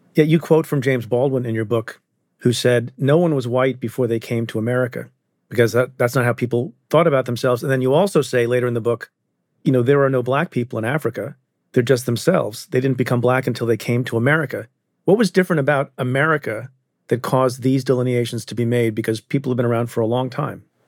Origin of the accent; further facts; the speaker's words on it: India; I'm, I'm Indian. I was born in India